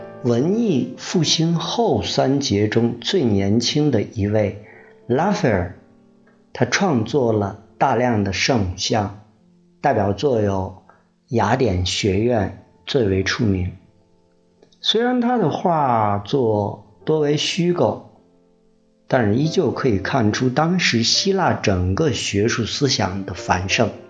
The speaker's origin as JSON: {"language": "Chinese", "country": "China", "said": "也就是那会儿吧，基本上奠定了我们中国人的文化基因底色。"}